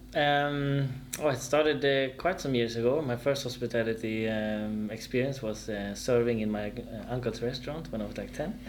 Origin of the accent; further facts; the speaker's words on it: Stockholm, Stockholm County, Sweden; born or raised there; moved away as an adult; also born or lived in Frankfurt, Germany; now in Germany